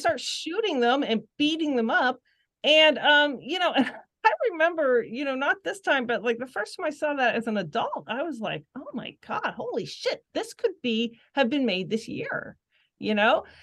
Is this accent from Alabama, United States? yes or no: no; Pittsburgh, Pennsylvania, United States; we grew up in the suburbs and, you know, obviously it was more suburban